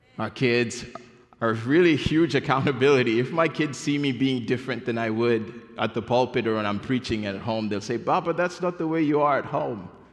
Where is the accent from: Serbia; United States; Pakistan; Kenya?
Kenya; moved away; I was born and raised in Kenya